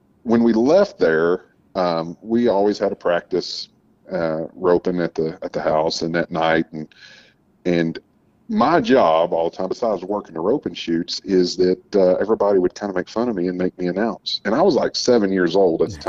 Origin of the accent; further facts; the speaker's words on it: Uvalde, Texas, United States; I grew up a little bit in West Texas, and then I grew up down in South Texas in Uvalde